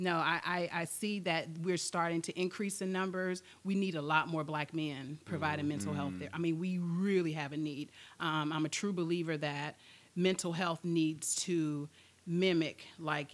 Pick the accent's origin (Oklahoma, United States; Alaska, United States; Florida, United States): Florida, United States; Wauchula; also born or lived in Virginia; now in Lakeland, United States; I am originally from Hardy County, Florida, Wauchula. Country girl, Wauchula. Born and raised, and I'm currently residing in Lakeland.